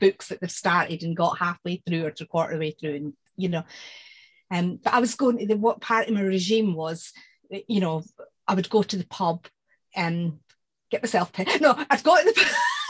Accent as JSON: {"language": "English", "region": "Scotland", "country": "United Kingdom", "moved": "yes", "said": "I'm Scottish"}